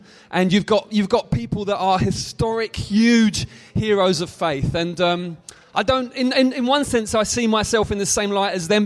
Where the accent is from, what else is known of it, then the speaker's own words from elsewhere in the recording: London, United Kingdom; also born or lived in Greenwich, London; I was born in Greenwich in London, but I was brought up on the outskirts in a place called Bexley, which is kind of a London borough